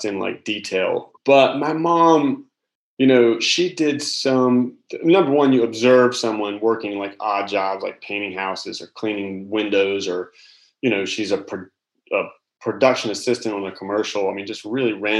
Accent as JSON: {"language": "English", "town": "Charlotte", "region": "North Carolina", "country": "United States", "tie": "born or raised there", "moved": "yes", "lives_now": "South Carolina, United States", "said": "I grew up in Charlotte, North Carolina"}